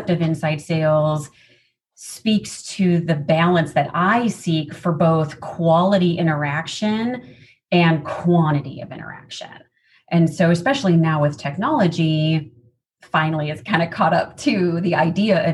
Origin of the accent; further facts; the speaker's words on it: Chicago, Illinois, United States; moved away as an adult; also born or lived in Seattle; now in Southern California, United States; born and raised in the Midwest in the Chicagoland area suburbs. So still identify as a Midwesterner, even though now being in Southern California